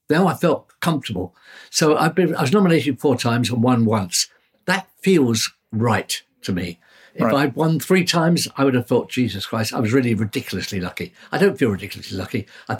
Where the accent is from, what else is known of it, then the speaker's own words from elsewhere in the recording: London, United Kingdom; born there; I mean, as I say, I was born in the Blitz.